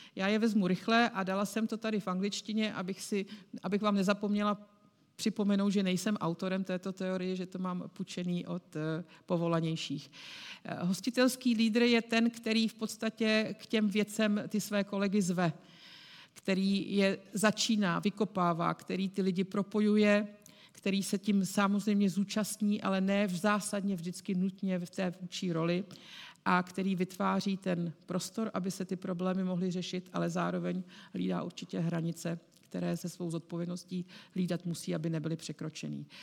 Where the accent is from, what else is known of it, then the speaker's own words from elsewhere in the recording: Prague, Czechia; protože já jsem Pražačka. A když jsem přišla do CZC, tak jsem byla jedinou Pražačkou.